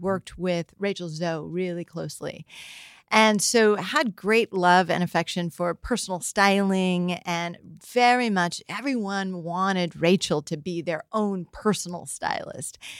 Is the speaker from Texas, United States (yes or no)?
no; San Francisco, California, United States; we grew up in San Francisco